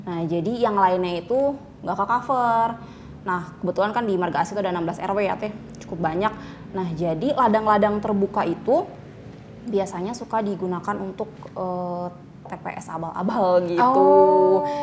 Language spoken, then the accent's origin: Indonesian; Bandung, West Java, Indonesia; moved away; also born or lived in Cicalengka; aslinya aslinya kota Bandung